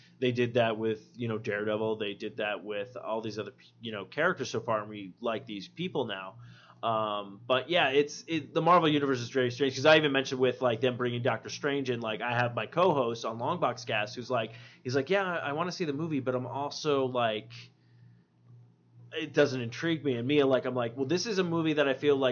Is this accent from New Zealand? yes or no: no; New York, United States; I'm a New Yorker. I was born in New York and everything like